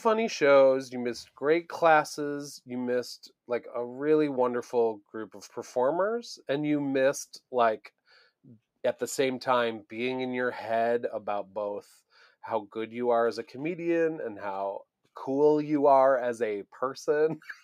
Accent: Buffalo, New York, United States; moved away; I grew up in Buffalo, New York

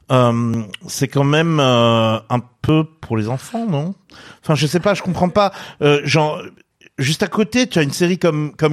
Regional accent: Alsace, Grand Est, France; je suis alsacienne

